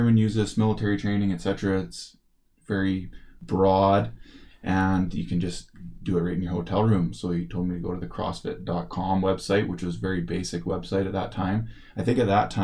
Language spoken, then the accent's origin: English; Merritt, British Columbia, Canada; now in Kamloops, Canada; Growing up in Merritt, my dad always had a couple rental properties